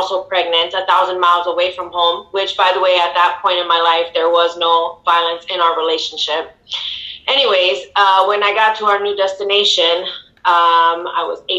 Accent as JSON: {"language": "English", "town": "Chicago", "region": "Illinois", "country": "United States", "tie": "born or raised there", "said": "And, you know, I am from Chicago, born and raised."}